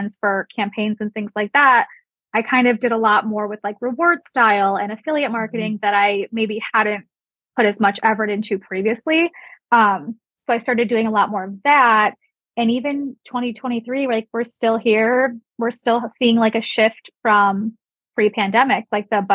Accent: Solon, Ohio, United States; moved away as an adult; I grew up in Solon, which is a suburb

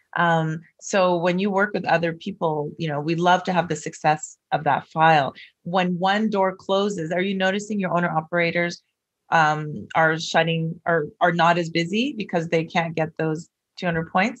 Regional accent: Vancouver, British Columbia, Canada; I'm from Vancouver

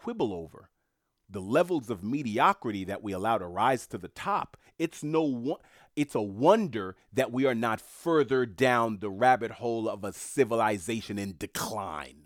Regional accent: New York City, New York, United States; I'm from New York City

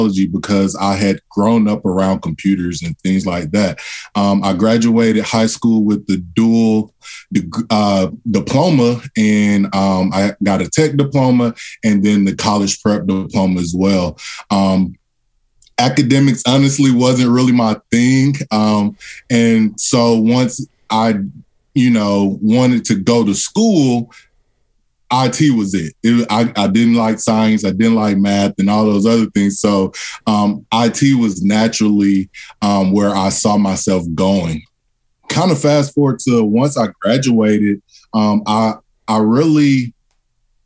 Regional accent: Atlanta, Georgia, United States; Atlanta native, one of those rarities who's still in Atlanta. So born and raised in Atlanta, Georgia.

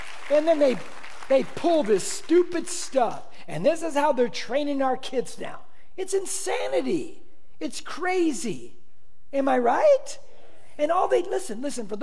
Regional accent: Corona, California, United States; I grew up on this Mexican side of Corona.

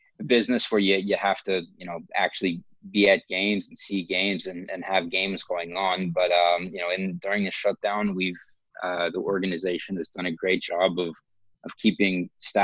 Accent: Los Angeles, California, United States; I was born in Los Angeles and grew up a Dodgers fan

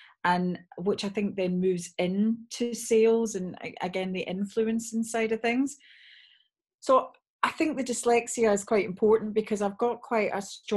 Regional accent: Scotland, United Kingdom; moved away; also born or lived in Bath; although I'm from Bath, I'm actually Scottish.

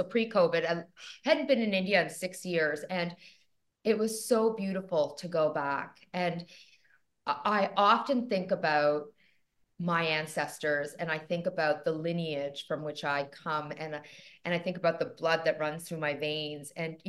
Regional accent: Toronto, Ontario, Canada; I'm so Canadian in many ways, because I am Canadian, joining you from Toronto, Canada.

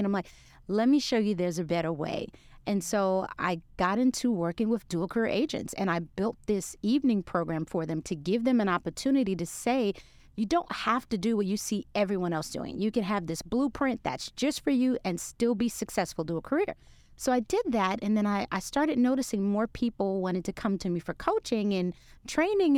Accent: New York City, New York, United States; moved away as an adult; now in Texas, United States; I'm a New Yorker from Brooklyn, New York

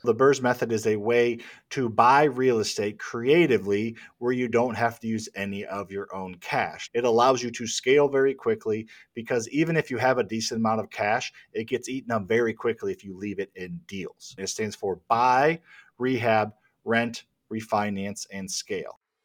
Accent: Midwest, United States; I grew up in the Midwest, in the lower middle class

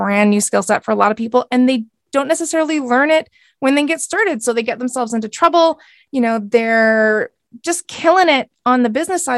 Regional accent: Canada; I am a Canadian. So I live on the West Coast of Canada

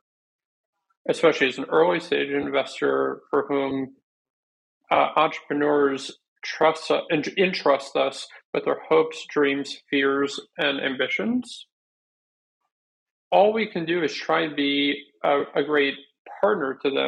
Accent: New Jersey, United States; moved away as an adult; also born or lived in Chicago; I was born and raised in New Jersey

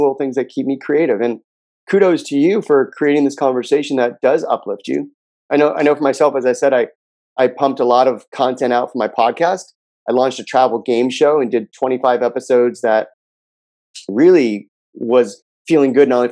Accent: Los Angeles, California, United States; I grew up in Southern California in a town called Pacific Palisades

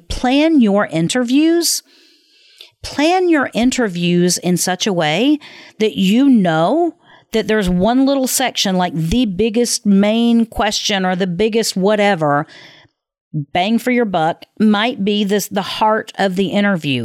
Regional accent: the South, United States; I was raised in the South

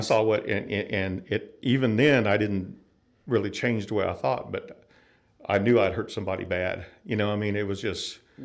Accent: North Florida, United States; moved away; I'm from Florida originally, North Florida, and uh, grew up there

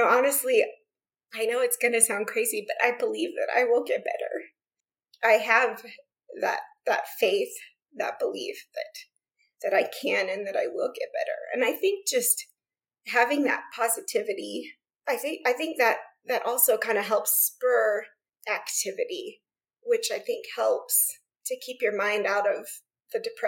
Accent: Central Florida, United States; moved away as an adult; now in Idaho, United States; growing up in Florida

